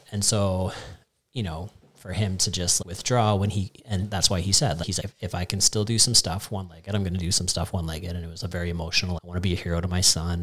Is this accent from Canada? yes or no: yes; Canada; as a Canadian